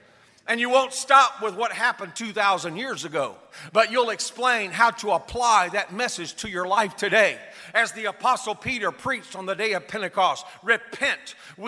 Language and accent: English; South Korea; I was raised in Korea, as I stated, and the majority of people there were not Christians and still aren't.